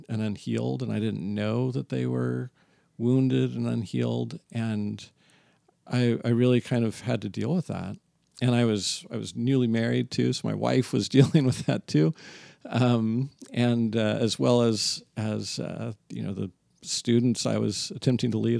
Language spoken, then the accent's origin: English; San Diego, California, United States; now in Torrance, United States; San Diego is where I come from.